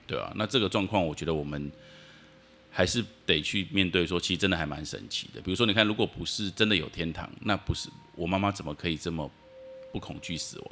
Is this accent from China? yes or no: no; Taipei, Taiwan; 我们家从小就住在辛亥隧道旁边